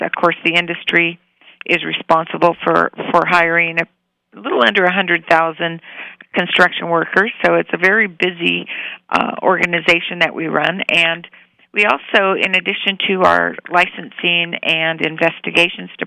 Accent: Reno, Nevada, United States; now in Las Vegas, United States; I'm originally from Reno, and I've been in Nevada all my life

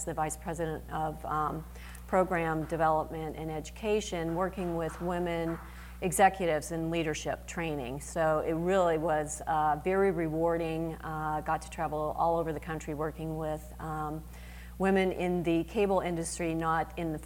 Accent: Erie, Pennsylvania, United States; moved away as an adult; also born or lived in Virginia / Washington, D.C. area; I grew up in Erie. I went to school here

